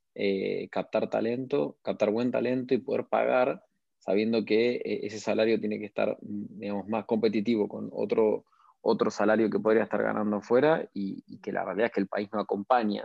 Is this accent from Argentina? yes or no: yes; Argentina; tenemos la capacidad como argentinos